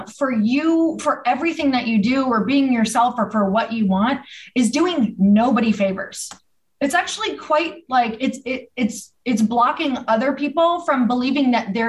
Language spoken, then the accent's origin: English; Midwest, United States; I'm from the Midwest